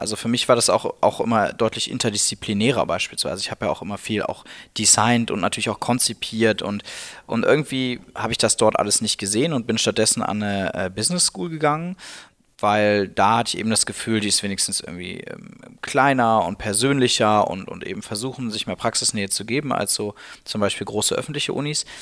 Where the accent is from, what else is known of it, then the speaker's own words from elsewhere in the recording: Cologne, North Rhine-Westphalia, Germany; moved away as an adult; now in Berlin, Germany; ich bin eben Kölner